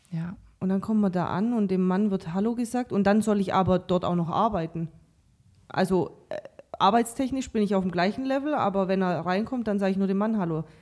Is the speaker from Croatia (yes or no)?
yes; Croatia; Also äh, ich komme ja auch aus Kroatien, du aus Kasachstan.